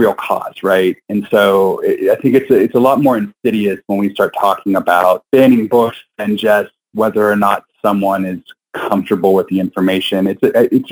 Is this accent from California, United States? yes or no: no; Western Pennsylvania, United States; I grew up in Western Pennsylvania in a very conservative Christian household